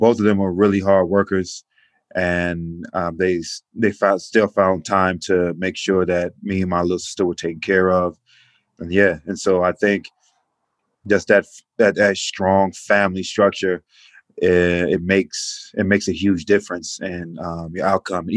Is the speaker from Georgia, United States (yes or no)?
yes; Atlanta, Georgia, United States; I grew up in inner city Atlanta on the east side, zone 6